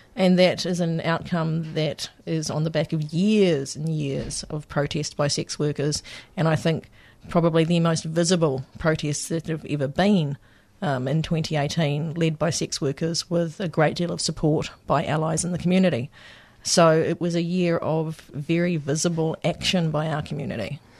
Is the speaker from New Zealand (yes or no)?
yes; New Zealand; moved away as an adult; now in Victoria, Australia; coming from, um, from New Zealand, for people that can't pick my accent